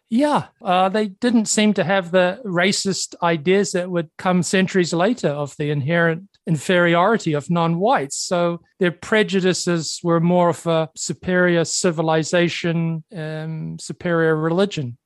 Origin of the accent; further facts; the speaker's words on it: New Zealand; moved away; my home country of New Zealand